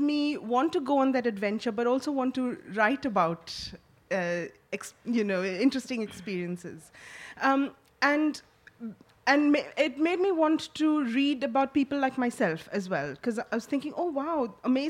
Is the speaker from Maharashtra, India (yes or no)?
yes; Mumbai, Maharashtra, India; moved away; I grew up in Mumbai. I was born there in India